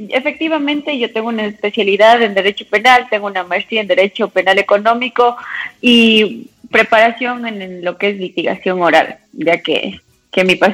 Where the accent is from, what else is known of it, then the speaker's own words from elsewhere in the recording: Cuenca, Azuay, Ecuador; moved away as an adult; now in Quito, Ecuador; Sí, yo soy cuencana, pero ya estoy radicada aquí en la capital alrededor de ah. unos 11, 12 años. Por eso he perdido un poco el acento.